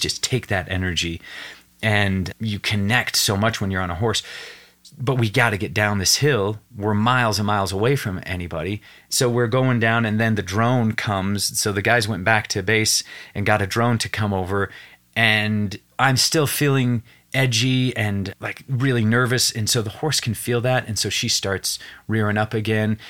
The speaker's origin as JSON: {"language": "English", "town": "Evanston", "region": "Wyoming", "country": "United States", "said": "I'm from Evanston, Wyoming"}